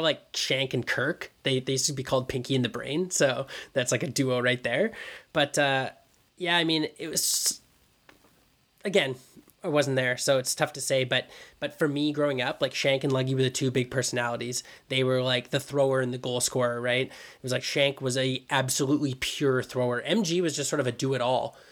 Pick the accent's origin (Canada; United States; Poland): Canada; Vancouver, British Columbia; growing up in the Vancouver climate